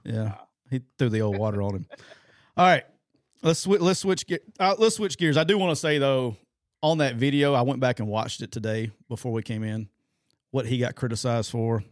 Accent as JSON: {"language": "English", "region": "Alabama", "country": "United States", "said": "I'm from Alabama"}